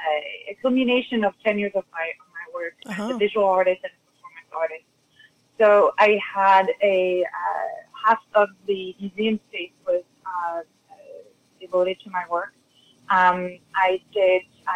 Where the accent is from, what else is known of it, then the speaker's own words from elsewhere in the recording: France; accent: French; English is a second language; moved away as an adult; also born or lived in Europe; now in United States; my French accent